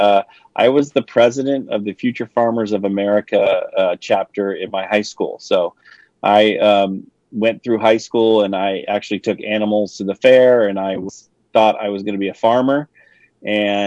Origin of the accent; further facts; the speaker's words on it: Livermore, California, United States; I'm in a little town called Livermore, California. So we're about 45 minutes east of San Francisco, and we have a lot of ranches and a lot of farming, that kind of stuff out here. But the wine industry is really taking over our area. So we, we had a couple wineries when I was a kid.